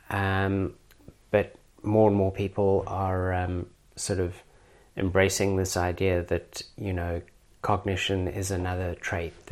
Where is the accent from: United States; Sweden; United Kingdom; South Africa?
South Africa; now in Australia; I'm obviously originally from South Africa. Every Australian is pretty good at um, picking my accent.